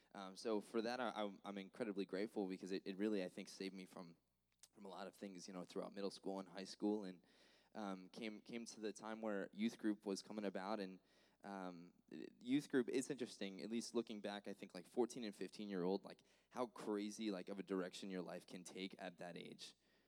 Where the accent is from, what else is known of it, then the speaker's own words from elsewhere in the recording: Florence, New Jersey, United States; Yeah, so I'm originally from Florence, New Jersey, so from the north.